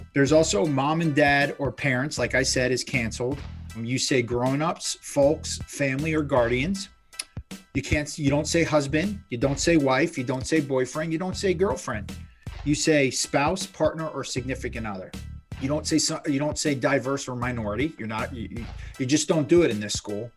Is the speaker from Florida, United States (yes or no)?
yes; South Florida, United States; I grew up in South Florida